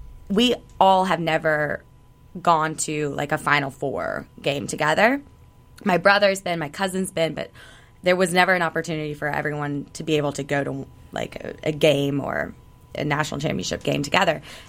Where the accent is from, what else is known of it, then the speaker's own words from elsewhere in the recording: the South, United States; growing up in the South